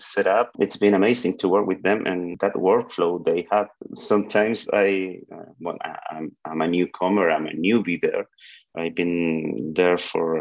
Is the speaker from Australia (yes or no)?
no; Chile; I'm from Chile.